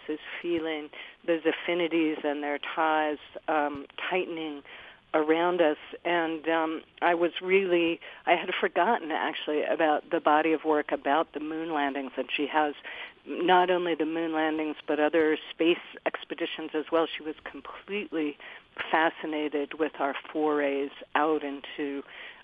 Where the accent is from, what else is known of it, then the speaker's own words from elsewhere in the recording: Utah, United States; I was born and raised in Utah myself